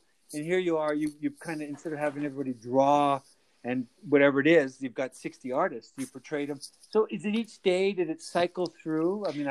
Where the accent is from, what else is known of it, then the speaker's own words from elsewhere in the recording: Calgary, Alberta, Canada; I grew up in Calgary and I know the city, I know those back lanes